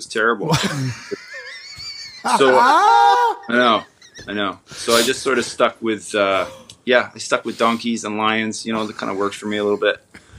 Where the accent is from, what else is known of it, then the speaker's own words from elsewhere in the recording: Toronto, Ontario, Canada; I was born in Toronto, Ontario, which is also in Canada.